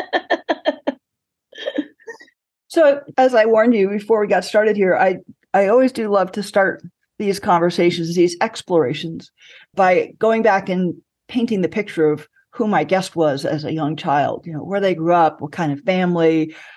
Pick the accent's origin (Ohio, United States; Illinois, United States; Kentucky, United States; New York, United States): Ohio, United States; Columbus; my hometown, Columbus, Ohio